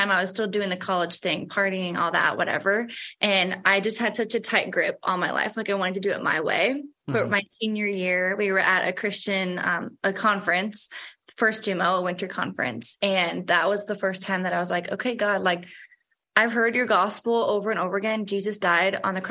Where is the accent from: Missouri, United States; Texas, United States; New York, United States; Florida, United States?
Missouri, United States; St. Louis; I was raised in the Catholic faith. I think that's pretty common for people that are from St. Louis